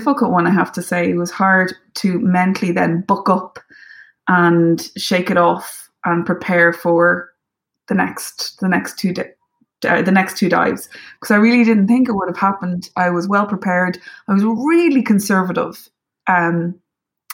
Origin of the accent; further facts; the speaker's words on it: Ireland; as an Irish person